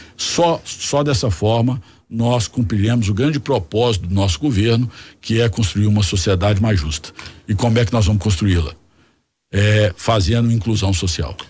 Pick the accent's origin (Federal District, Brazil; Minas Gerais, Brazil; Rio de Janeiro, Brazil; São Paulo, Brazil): Minas Gerais, Brazil; como mineiro